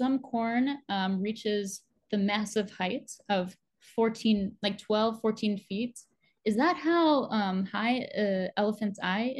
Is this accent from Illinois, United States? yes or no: yes; Illinois, United States; me as a child growing up in Illinois.